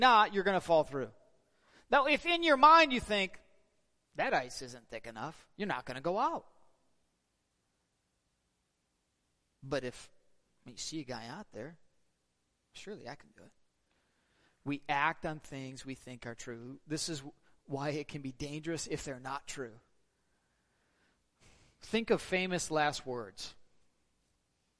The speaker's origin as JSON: {"language": "English", "region": "Northern Michigan", "country": "United States", "said": "we're all from Northern Michigan, and we have strange customs up here"}